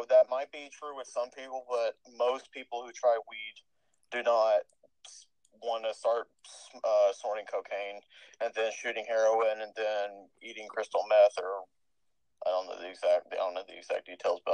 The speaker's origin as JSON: {"language": "English", "region": "Texas", "country": "United States", "said": "I'm a Texan"}